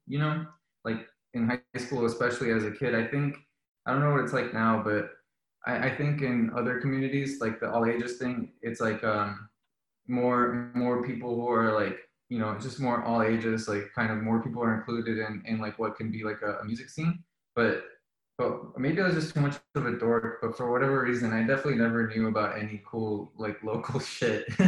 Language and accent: English; Miami, Florida, United States; moved away as an adult; also born or lived in Colombia / New England; I was born in Colombia and then uh, my family moved to Miami when I was four. So I grew up in um, in Miami